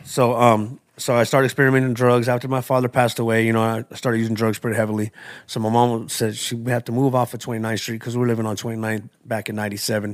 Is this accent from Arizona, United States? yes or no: yes; Tucson, Arizona, United States; I was born and raised in Tucson, in Arizona.